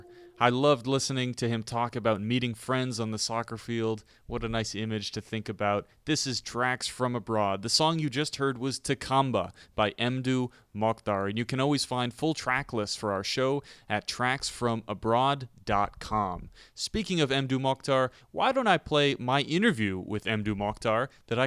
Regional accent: Vermont, United States; now in Toronto, Canada; I am also from Vermont. And Vermont is a very, very small place. There's a lot of farming. There's no big buildings, big city.

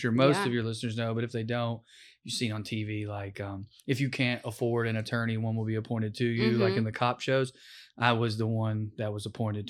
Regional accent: Sunbright, Tennessee, United States; Sunbright, Tennessee.

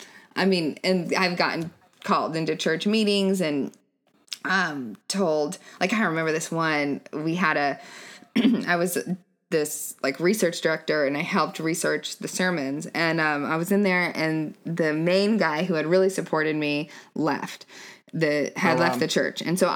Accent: Denver, Colorado, United States; moved away as an adult; also born or lived in Arizona; now in Austin, United States; I was born in Colorado. Okay. Half of my adolescence was in Arizona. The other half was in Colorado, in Denver.

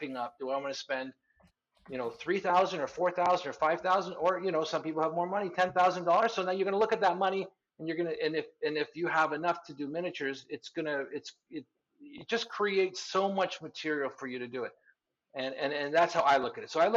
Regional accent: Canada; also born or lived in southern Spain; now in Spain; I'm a Canadian guy living in Spain

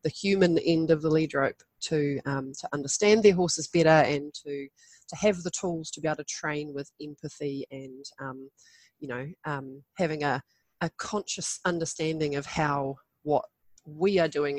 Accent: New Zealand; I was running wild around the bush in the and the beach, as many Kiwi kids

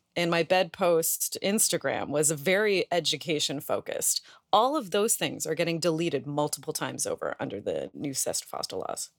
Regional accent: Canada; we're Canadian

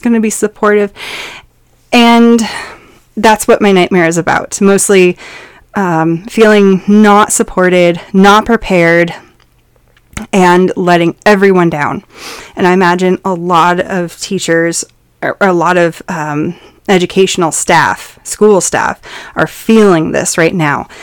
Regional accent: Montana, United States; I come from Montana

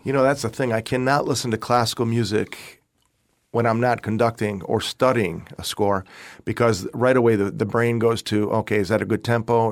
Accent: Rochester, New York, United States; moved away as an adult; also born or lived in Austin, Texas; now in Florida, United States; my parents came here uh, in 1950. 55 from Italy. Uh, and I was born in Rochester, New York

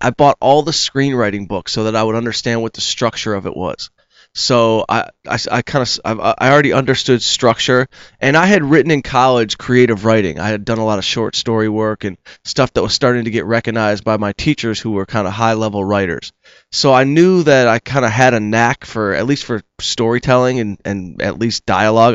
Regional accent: Detroit, Michigan, United States; moved away; I'm from Detroit. I was back home playing catch on the high school field

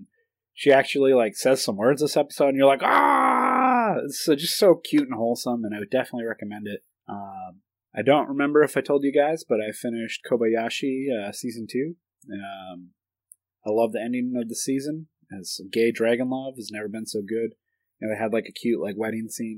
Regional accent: United States; I'm American

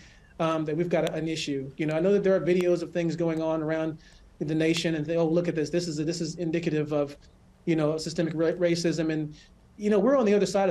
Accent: Los Angeles, California, United States; moved away as an adult; also born or lived in Colorado Springs, Colorado; now in Michigan, United States; I grew up in California, and I spent the majority of my life there

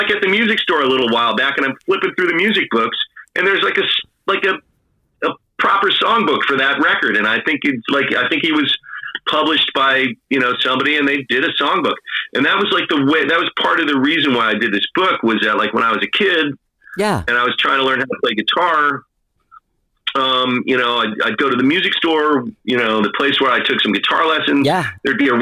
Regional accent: East Coast, United States; now in San Francisco, United States; I grew up on the East Coast

